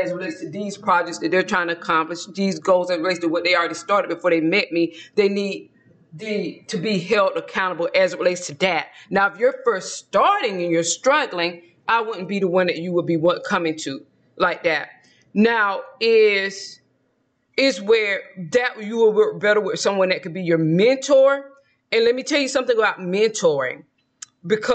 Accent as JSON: {"language": "English", "region": "Georgia", "country": "United States", "tie": "born or raised there", "moved": "yes", "said": "when I lived in my home state of Georgia"}